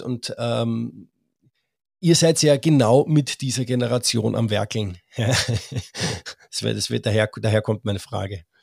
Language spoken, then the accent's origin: German; Austria; ich bin Österreicher